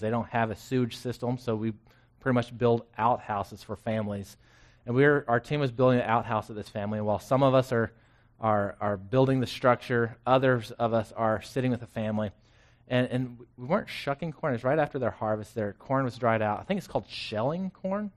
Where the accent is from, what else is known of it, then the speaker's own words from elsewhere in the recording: Florence, Texas, United States; now in Killeen, United States; I grew up in Florence, spent eighteen years in the same house